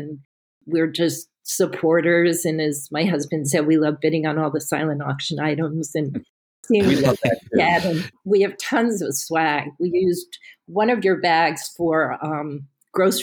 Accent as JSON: {"language": "English", "area": "Westchester", "region": "New York", "country": "United States", "tie": "born or raised there", "said": "I grew up in Westchester"}